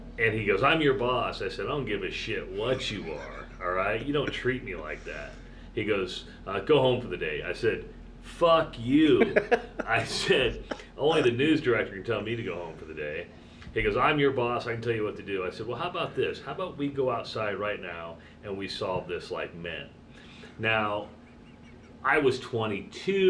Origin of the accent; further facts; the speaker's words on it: Iowa, United States; moved away as an adult; also born or lived in Wisconsin; I'm from Iowa, right? I grew up wrestling